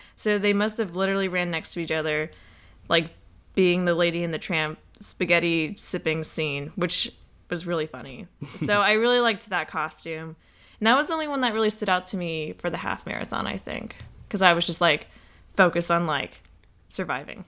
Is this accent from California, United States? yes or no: no; Atlanta, Georgia, United States; we're from Atlanta